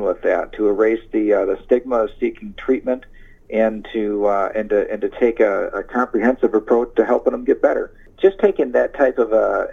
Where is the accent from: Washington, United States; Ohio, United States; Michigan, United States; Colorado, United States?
Michigan, United States; Ionia; I'm from Ionia, and I'm proud of corrections.